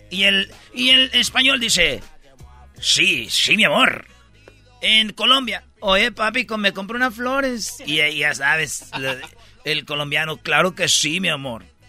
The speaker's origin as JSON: {"language": "Spanish", "country": "Mexico", "said": "los mexicanos somos únicos"}